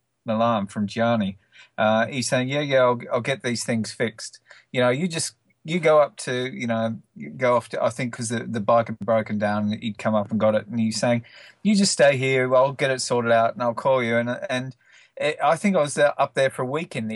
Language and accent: English; Australia; now in London, United Kingdom; I'm an Australian travel author, but currently living in London.